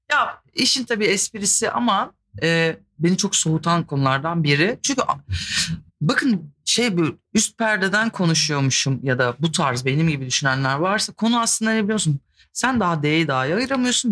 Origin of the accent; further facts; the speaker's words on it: İzmir, Turkey; Ben İzmirliyim